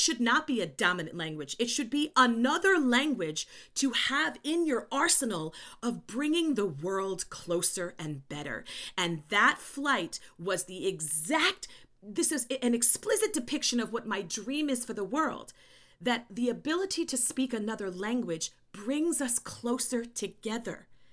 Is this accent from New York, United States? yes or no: yes; New York, United States; also born or lived in Chile; I just sound like I am 'cause I am a New Yorker